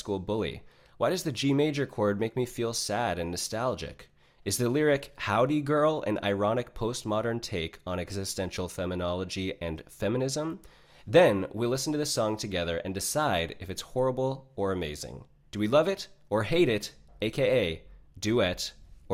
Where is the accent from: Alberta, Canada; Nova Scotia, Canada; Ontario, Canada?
Ontario, Canada; Niagara Falls; I grew up about a 30-minute drive from the U.S. border in Niagara Falls, Ontario, Canada